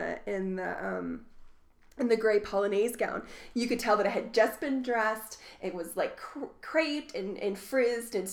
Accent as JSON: {"language": "English", "region": "Southern Indiana", "country": "United States", "said": "I'm from Southern Indiana"}